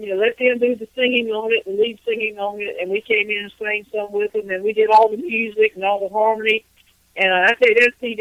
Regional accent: East Coast of North Carolina, United States; now in Raleigh, United States; I'm from the East Coast of North Carolina, and now I live in Raleigh

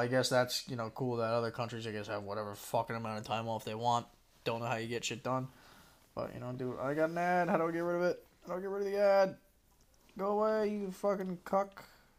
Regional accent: United States; We're just coming off as American pricks.

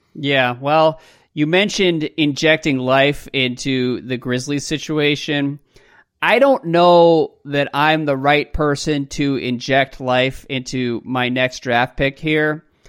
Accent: United States; my hometown team

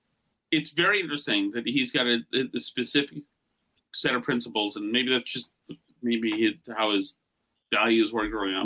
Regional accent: Winchester, South East England, United Kingdom; We're both from Winchester. We know the same people.

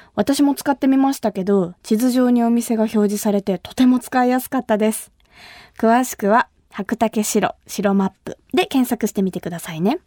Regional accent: Kumamoto, Japan; moved away as an adult; now in Tokyo, Japan; 私が生まれ育った熊本

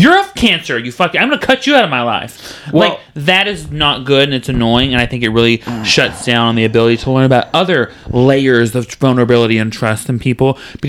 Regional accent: Texas, United States; Like, I'm from Texas, and in Texas, I'm like, oh, you don't believe in magic.

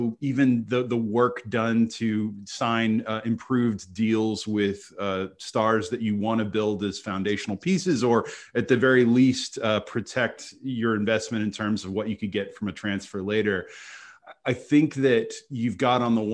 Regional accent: United States; I grew up in America

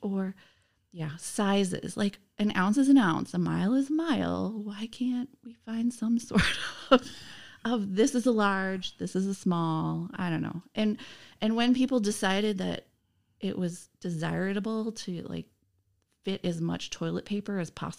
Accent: Nisita, Wisconsin, United States; I was born in Nisita, Wisconsin. I don't know if anyone knows where Nisita is.

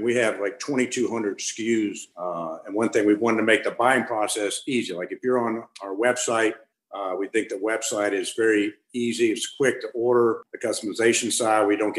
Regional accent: Charlotte, North Carolina, United States; we grew up here in Charlotte together

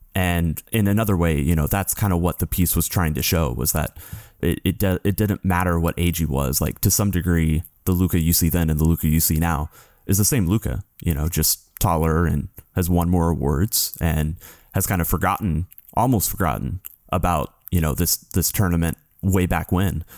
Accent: United States; as an American journalist

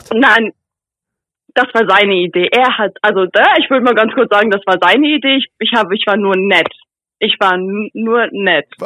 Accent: Buxtehude, Lower Saxony, Germany; now in Stuttgart, Germany; Also, ich komme eigentlich aus Buxtehude und ich bin jetzt halt letztes Jahr im Sommer bin ich nach Stuttgart gezogen, also halt beruflich

